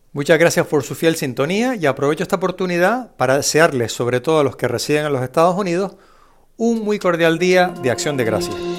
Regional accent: Spain; no recuerdo haber jugado en mi infancia, en España

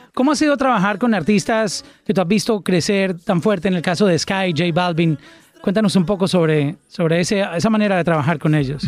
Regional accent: Colombia; mi país, en Colombia

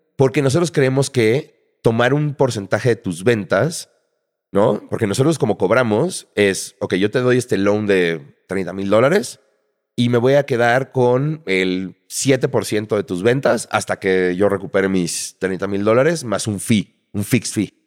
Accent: Mexico City, Mexico; nací en la Ciudad de México en 1980

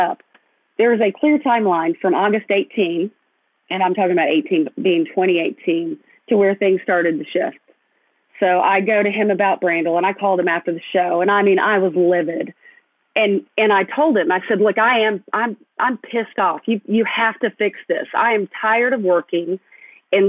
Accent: Fayetteville, Arkansas, United States; my hometown at my alma mater

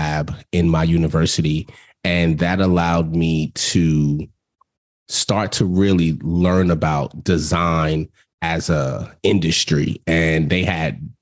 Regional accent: New York City, New York, United States; growing up in New York

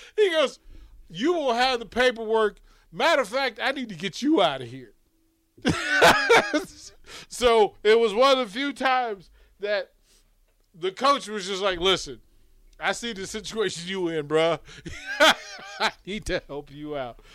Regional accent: Arlington, Virginia, United States; I'm from Arlington, Virginia, but I'm from like Green Valley, which is its own persona

